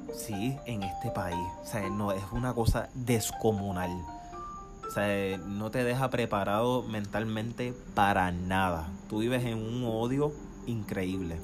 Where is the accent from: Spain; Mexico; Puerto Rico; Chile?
Puerto Rico; moved away as an adult; now in United States; soy de Puerto Rico